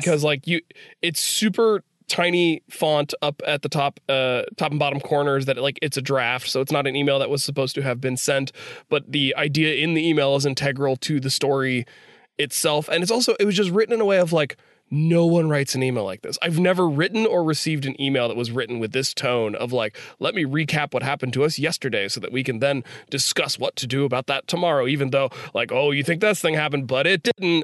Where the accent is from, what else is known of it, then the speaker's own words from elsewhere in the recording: West Virginia, United States; I'm from West Virginia.